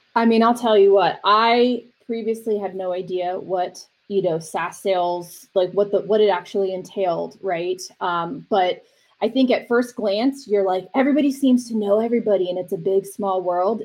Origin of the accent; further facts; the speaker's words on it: East Coast, United States; also born or lived in University of Miami, Florida; now in Arizona, United States; I'm from the East Coast, living out here, and parents are from New York.